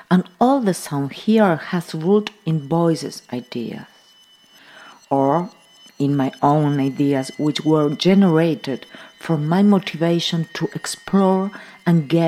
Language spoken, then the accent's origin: English; near Montevideo, San José, Uruguay; now in Montevideo, Uruguay; I live in Montevideo, Uruguay, but I was born in San Jose, near Montevideo, in a small town next to a large forest on the coast of the Rio de la Plata.